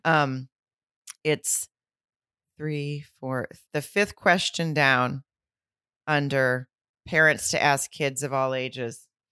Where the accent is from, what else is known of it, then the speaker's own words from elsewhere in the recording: Arkansas, United States; I'm from the South